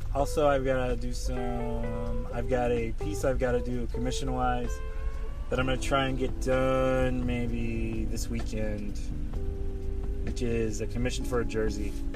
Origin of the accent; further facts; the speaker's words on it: North Carolina, United States; now in Washington, D.C. area, United States; I grew up in North Carolina with a pickup truck